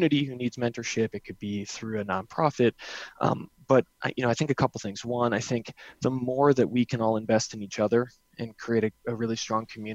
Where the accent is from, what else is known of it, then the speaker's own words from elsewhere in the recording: New Jersey, United States; also born or lived in New England; now in Denver, United States; I grew up in New Jersey, by the way, spent a lot of time in New England, and now I've lived in Denver twice